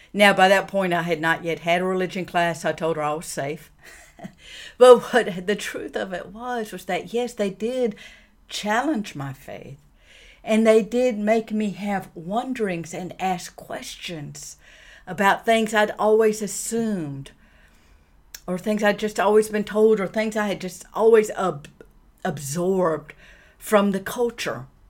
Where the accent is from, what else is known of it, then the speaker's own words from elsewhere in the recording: the American South, United States; I grew up in the American South in the 60s